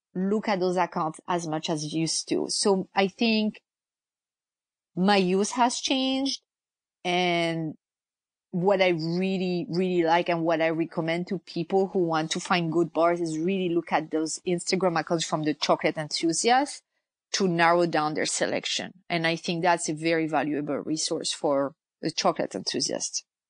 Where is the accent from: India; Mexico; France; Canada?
France; moved away as an adult; now in United States; I'm originally from France. I've lived in the US since 2002